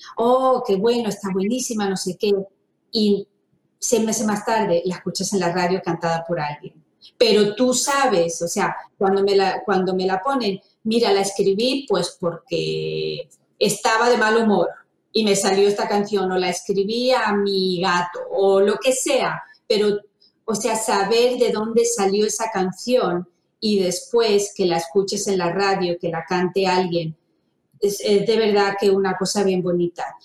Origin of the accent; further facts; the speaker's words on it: Fuengirola, Andalusia, Spain; moved away as an adult; now in United States; me crié en España, en Fongirola, y yo me vine a Estados Unidos hace casi 30 años